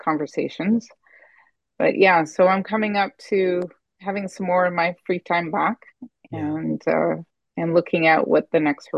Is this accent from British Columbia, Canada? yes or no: yes; Richmond, British Columbia, Canada; now in Ottawa, Canada; I grew up in Richmond, BC